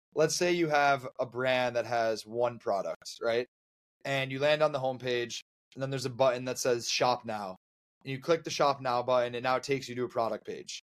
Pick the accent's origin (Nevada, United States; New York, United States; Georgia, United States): New York, United States; Buffalo; moved away; I'm from Buffalo originally